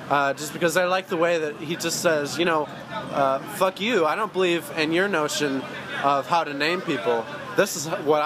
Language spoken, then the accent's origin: English; St. Louis, Missouri, United States; moved away as an adult; also born or lived in Birmingham / Chicago / Kansas City; now in New York, United States; my hometown is St. Louis, Missouri